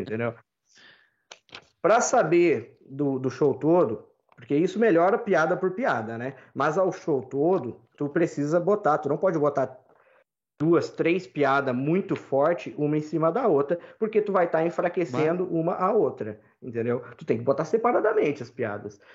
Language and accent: Portuguese; Brazil; also born or lived in Ireland; eu sou brasileiro